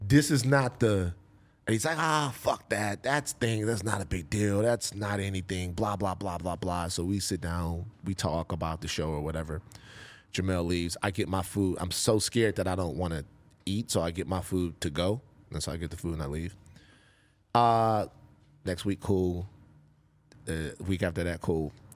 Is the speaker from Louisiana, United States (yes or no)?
yes; Baton Rouge, Louisiana, United States; growing up in Gardier Lane, South Baton Rouge